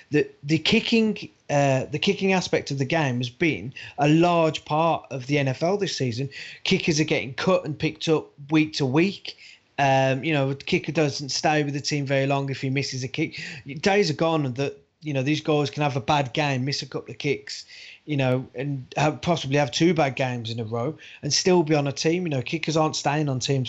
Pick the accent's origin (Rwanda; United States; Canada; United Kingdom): United Kingdom; us as British fans